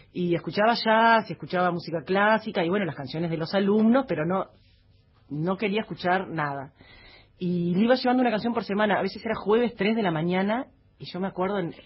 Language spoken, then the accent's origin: Spanish; Paysandú, Uruguay; moved away as an adult; also born or lived in Montevideo; lo amo a paisandú y yo soy de Paysandú.